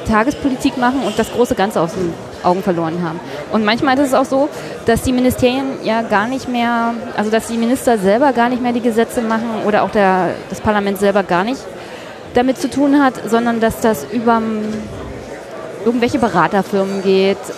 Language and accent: German; Brandenburg, Germany; da geht es um meine Heimat Brandenburg